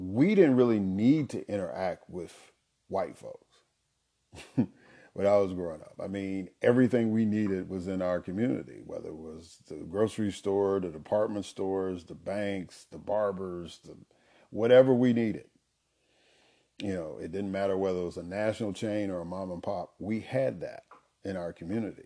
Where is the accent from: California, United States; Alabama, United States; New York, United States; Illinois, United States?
Illinois, United States; Chicago; I grew up in Chicago, Illinois, on the South Side